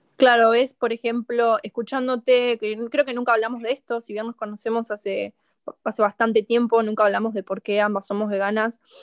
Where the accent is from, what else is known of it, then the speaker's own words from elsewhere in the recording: Argentina; siendo argentina